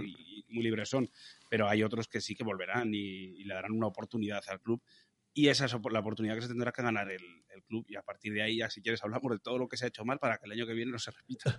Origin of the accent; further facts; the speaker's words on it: Logroño, La Rioja, Spain; moved away; Yo que me siento muy logroñés, me siento muy riojano